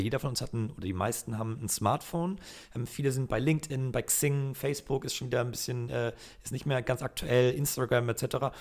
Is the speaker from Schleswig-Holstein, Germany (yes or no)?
yes; Flensburg, Schleswig-Holstein, Germany; now in Hamburg, Germany; ich komme aus Flensburg